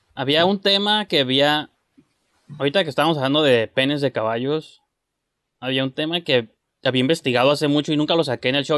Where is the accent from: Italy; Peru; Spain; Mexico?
Mexico; yo soy mexicano